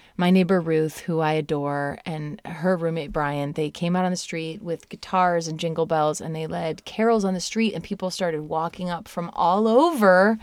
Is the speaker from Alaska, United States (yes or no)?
no; Indiana, Southwest Michigan / South Bend, United States; moved away; I'm from Southwest Michigan and Notre Dame, South, South Bend, Indiana